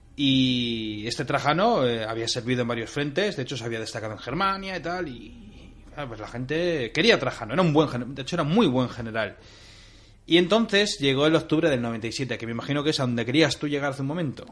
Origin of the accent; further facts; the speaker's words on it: Bilbao, Basque Country, Spain; De Bilbao